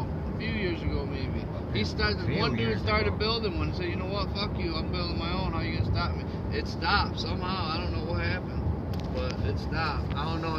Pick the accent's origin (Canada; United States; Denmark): United States; I'm a fucking American. I was born in America, I'm American.